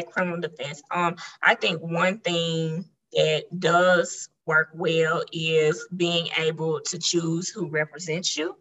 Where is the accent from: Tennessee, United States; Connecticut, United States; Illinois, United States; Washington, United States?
Tennessee, United States; Memphis; I've been here my entire life. And so, you know, Memphis has its own culture